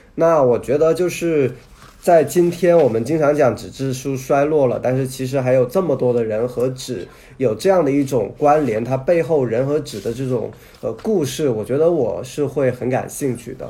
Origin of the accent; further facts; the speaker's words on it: southern China, China; 我是从小在南方生活长大